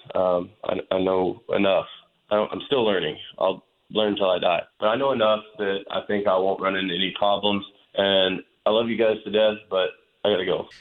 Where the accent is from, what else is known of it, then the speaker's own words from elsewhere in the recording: Dallas, Texas, United States; growing up in Dallas, but spending a lot of time in West Texas on a family property